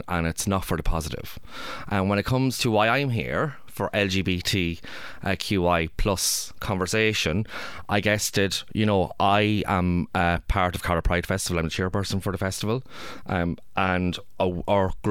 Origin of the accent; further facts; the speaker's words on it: Ireland; I'm from Ireland